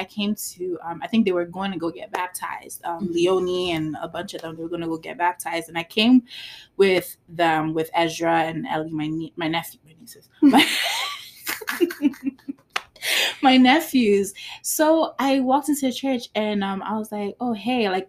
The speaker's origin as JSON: {"language": "English", "town": "New York City", "region": "New York", "country": "United States", "tie": "born or raised there"}